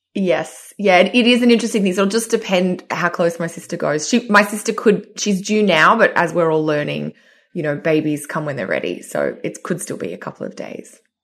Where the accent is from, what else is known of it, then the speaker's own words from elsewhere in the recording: Sydney, New South Wales, Australia; moved away; I'm here, uh, in Sydney in my old childhood bedroom